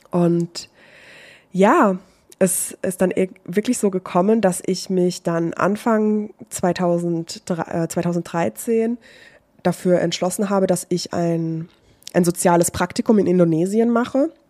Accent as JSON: {"language": "German", "region": "Baden-Württemberg", "country": "Germany", "tie": "born or raised there", "said": "ich bin aber von meiner Heimatstadt, das ist Nähe Heidelberg gewesen, äh, beziehungsweise Stadt, es ist keine Stadt, es ist ein kleines Dorf."}